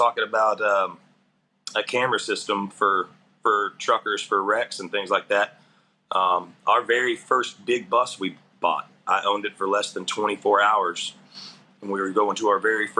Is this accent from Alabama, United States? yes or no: yes; South Alabama, United States; I am from South Alabama. I grew up in South Alabama